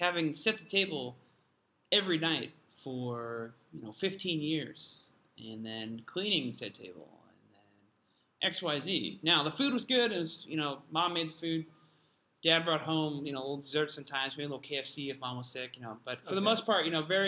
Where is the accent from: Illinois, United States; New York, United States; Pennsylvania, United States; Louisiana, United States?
Pennsylvania, United States; Pittsburgh; Growing up in Pittsburgh, a lot of cheap mom-and-pop Italian food.